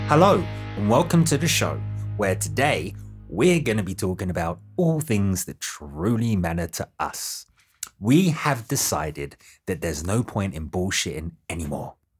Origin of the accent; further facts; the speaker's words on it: United Kingdom; I'm British